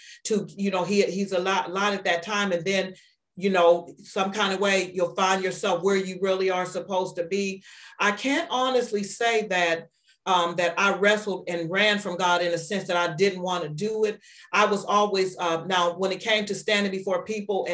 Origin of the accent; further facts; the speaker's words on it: Warren, Ohio, United States; also born or lived in Atlanta, Georgia; now in Niles, United States; We're from Warren, Ohio, but we live in Niles, Ohio